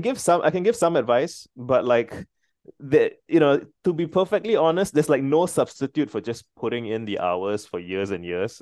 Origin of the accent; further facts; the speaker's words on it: Singapore; so I'm Singaporean